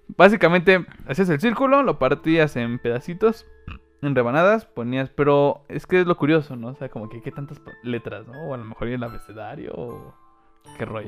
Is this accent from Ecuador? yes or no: no; Mexico; soy mexicano